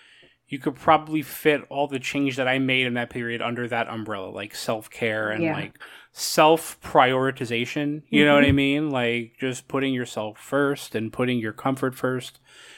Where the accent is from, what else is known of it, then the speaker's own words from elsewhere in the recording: West Haven, Connecticut, United States; moved away; I grew up in Connecticut and, my little town, West Haven, is like a suburb of New Haven, but like, wherever we lived, we were just like I was like a half hour like walk from the beach.